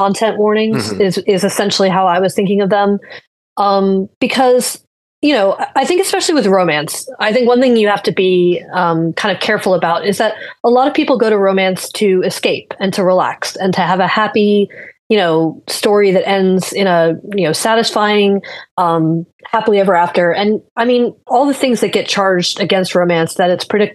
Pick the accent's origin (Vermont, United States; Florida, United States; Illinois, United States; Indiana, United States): Florida, United States; I'm from Florida. I've lived here since I was 8 years old